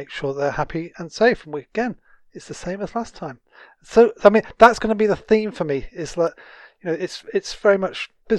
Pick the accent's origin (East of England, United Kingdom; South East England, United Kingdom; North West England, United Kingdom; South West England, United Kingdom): North West England, United Kingdom; Manchester; now in West Yorkshire, United Kingdom; I was brought up in Manchester, then we moved away and moved around the country. I now live between in some beautiful countryside, in between Barnsley and Huddersfield in West Yorkshire.